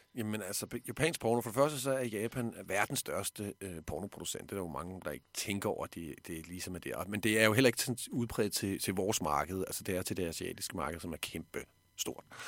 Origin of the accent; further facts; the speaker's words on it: Denmark; her hjemme i Danmark